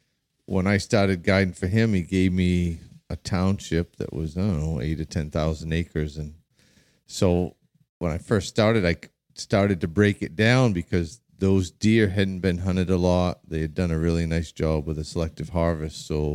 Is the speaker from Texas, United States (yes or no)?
no; Maine, United States; So anyway, so I came from Southern Maine